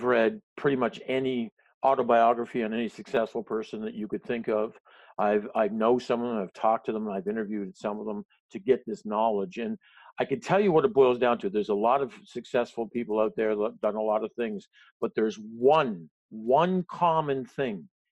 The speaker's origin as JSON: {"language": "English", "country": "Canada", "said": "as a Canadian"}